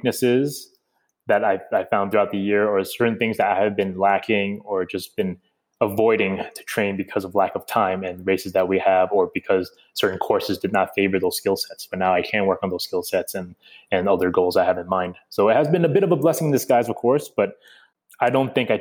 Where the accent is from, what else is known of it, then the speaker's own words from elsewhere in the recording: United States; moved away; me being an American